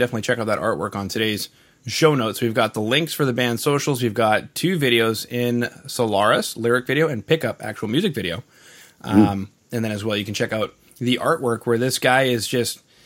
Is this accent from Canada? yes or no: yes; Canada; I am from Canada.